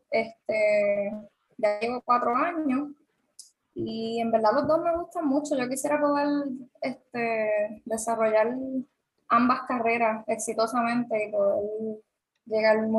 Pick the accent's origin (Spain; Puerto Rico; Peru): Puerto Rico; Aguadilla; soy de la Guada como tal.